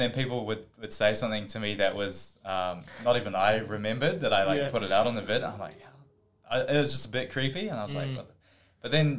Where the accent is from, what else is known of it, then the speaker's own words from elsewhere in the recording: Auckland, New Zealand; moved away as an adult; now in Gold Coast, Australia; When I grew up, I was growing up in Auckland in New Zealand